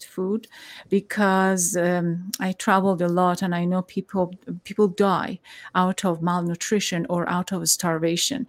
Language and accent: English; Iran; now in United States; I am from Iran, and in this country, we experienced war, we experienced a revolution